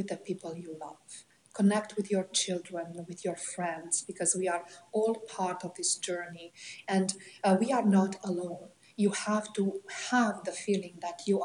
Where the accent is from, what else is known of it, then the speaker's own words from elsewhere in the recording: Romania; moved away as an adult; now in Canada; I came from Romania. My country of birth is Romania, Eastern Europe. I immigrated in Canada in 1997 with five children